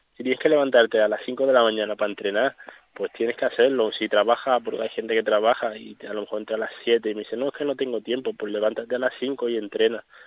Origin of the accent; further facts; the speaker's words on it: Melilla, Spain; esta de Melilla, de donde yo soy